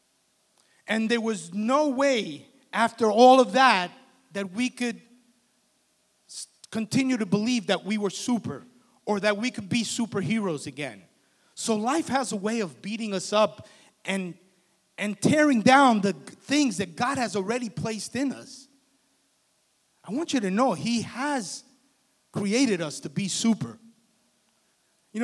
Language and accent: English; Union City, New Jersey, United States; I grew up in Union City, New Jersey